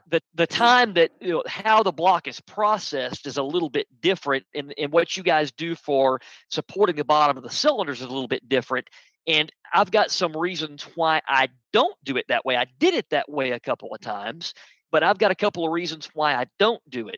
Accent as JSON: {"language": "English", "country": "United States", "said": "I'm American"}